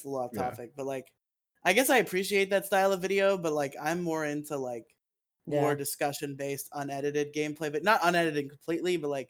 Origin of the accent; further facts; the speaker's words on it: United Kingdom; I'm British.